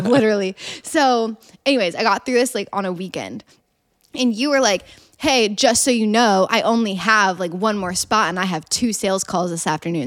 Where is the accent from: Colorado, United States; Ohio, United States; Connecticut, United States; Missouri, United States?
Ohio, United States; Columbus; now in Austin, United States; I'm from Columbus, Ohio